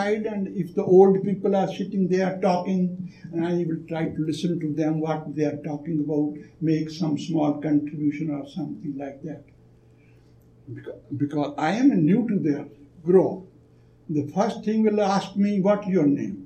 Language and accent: English; Jalandhar, Punjab, India; moved away; also born or lived in Delhi; I come from Jalandhar